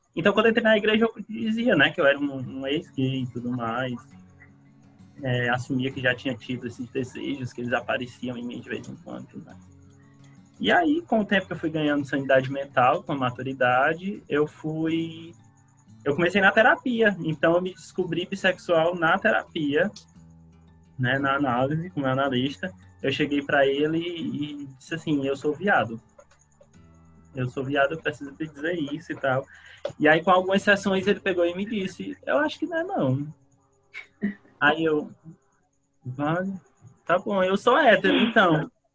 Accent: Fortaleza, Ceará, Brazil; eu sou de, de Fortaleza, do Ceará

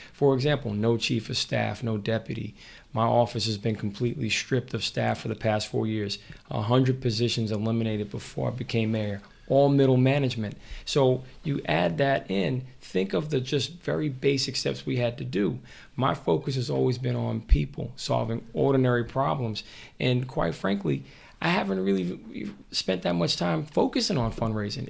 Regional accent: Mount Vernon, New York, United States; I grew up in Mount Vernon.

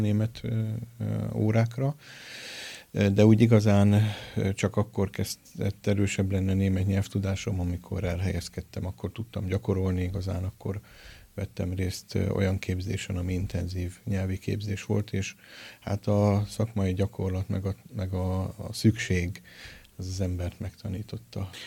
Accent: Miskolc, Borsod-Abaúj-Zemplén, Hungary; moved away as an adult; also born or lived in Budapest / Kazincbarcika; now in Miskolc, Hungary; szülőföldemhez, Miskolchoz és Szentpéterhez

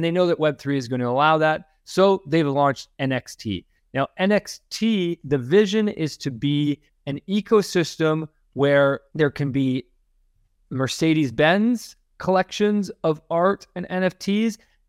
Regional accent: Canada; accent: Canadian; Apologize if I just brutally butchered that name with my super Canadian accent and inability to understand a Dutch name.

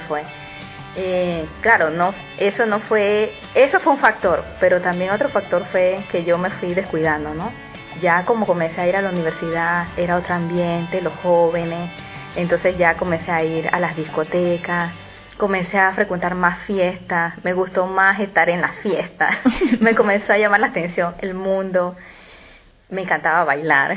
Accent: Panama; soy de Panamá

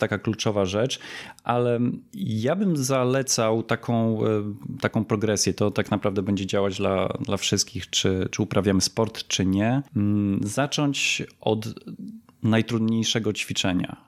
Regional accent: Poland

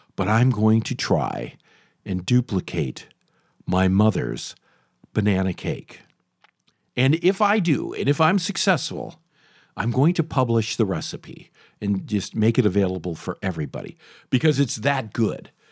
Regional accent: Michigan, United States; as I was a kid growing up in Michigan

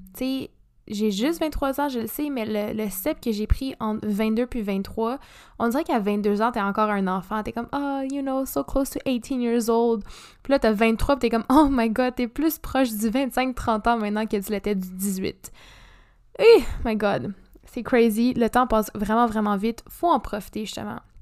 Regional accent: Montreal, Quebec, Canada; moved away as an adult; now in Sherbrooke, Canada; je viens de Montréal ou HEC

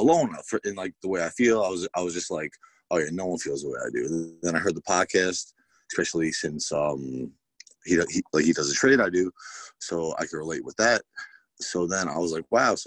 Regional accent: Bethpage, New York, United States; I grew up there, born and bred, Bethpage

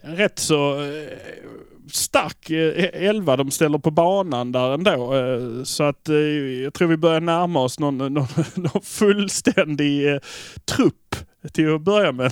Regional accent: Malmö, Skåne, Sweden; vi är från Malmö

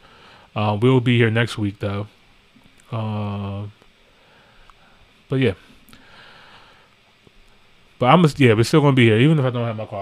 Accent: United States; we're American too

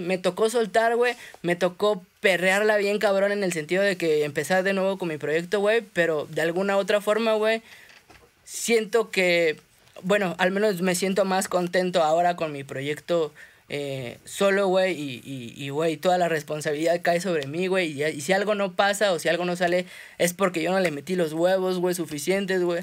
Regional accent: Mexico City, Mexico; soy un artista de la Ciudad de México

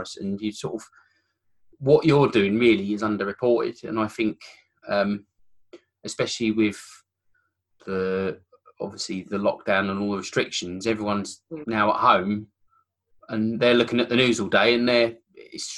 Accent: Kent, South East England, United Kingdom; moved away; I'm from Kent originally

